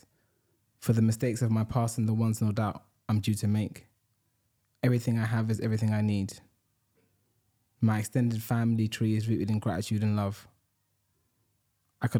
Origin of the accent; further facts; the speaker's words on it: Ghana; I was born on Sunday. Growing up there